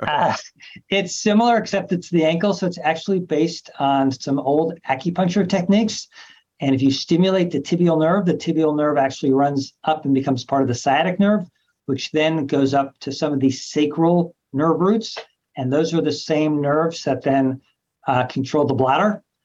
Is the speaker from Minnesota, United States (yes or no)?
no; Los Angeles, California, United States; moved away as an adult; also born or lived in New York / Memphis; now in Cleveland, United States; I'm from Los Angeles, California, trained all over the country New York, Memphis, Cleveland, a few other places